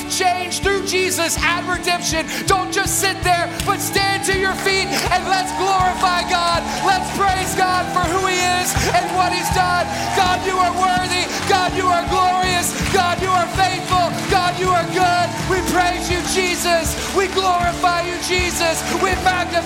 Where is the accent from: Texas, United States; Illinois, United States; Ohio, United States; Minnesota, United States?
Texas, United States; Beaumont; moved away as an adult; also born or lived in New York; when we moved from New York back home to Beaumont